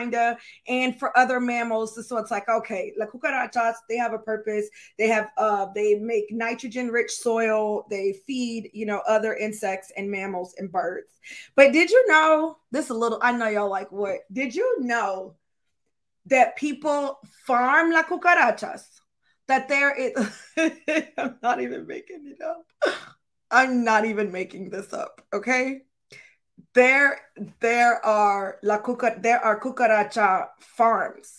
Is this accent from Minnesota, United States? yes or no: no; Florida, United States; I was born in Florida